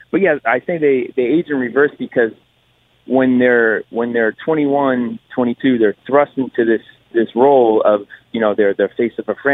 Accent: Connecticut, United States; Had the whole family out because I'm from Connecticut.

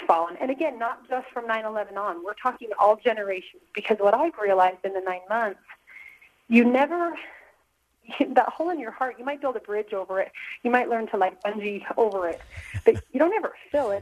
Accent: North Ogden, Utah, United States; My hometown of North Ogden

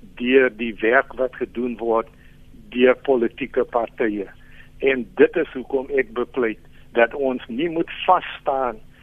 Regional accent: South Africa; ons as Suid-Afrikaners

